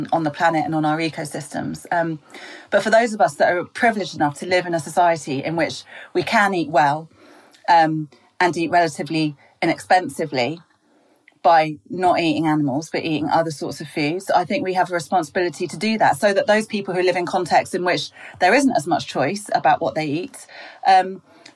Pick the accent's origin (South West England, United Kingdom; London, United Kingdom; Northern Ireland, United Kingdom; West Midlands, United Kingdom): London, United Kingdom; also born or lived in Greece / Bexley; So I grew up in England with my mum, who's English